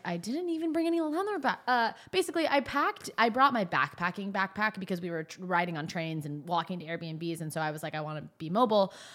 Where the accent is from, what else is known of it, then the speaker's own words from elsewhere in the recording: Northern California, United States; moved away; also born or lived in Phoenix; I grew up in Northern California. I grew up going to Napa